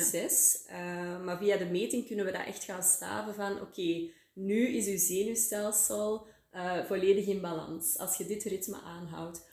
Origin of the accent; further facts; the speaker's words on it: Antwerp area, Flanders, Belgium; moved away as an adult; now in Waasland, Belgium; Ik ben oorspronkelijk uit het Antwerpse, maar voor de liefde ben ik eh, naar het Waasland verhuisd